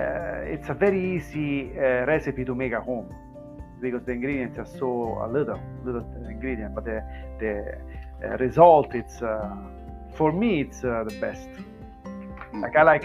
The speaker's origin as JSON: {"language": "English", "town": "Rome", "region": "Lazio", "country": "Italy", "said": "I'm from Roma, from Lazio region."}